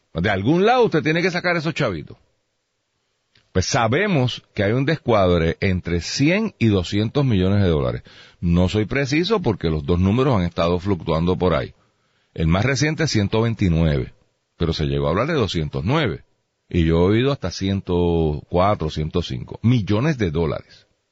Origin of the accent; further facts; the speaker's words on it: Puerto Rico; yo soy boricua